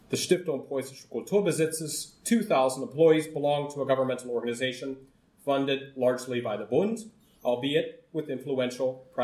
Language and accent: English; United States